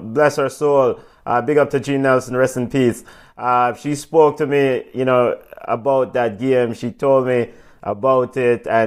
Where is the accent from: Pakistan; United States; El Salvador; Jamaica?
Jamaica; we are Jamaican